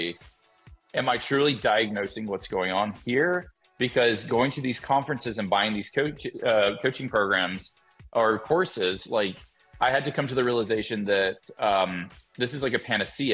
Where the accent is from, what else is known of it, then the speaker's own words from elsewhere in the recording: Alabama, United States; moved away; I'm from Alabama. Anytime I go back to Alabama and talk with my parents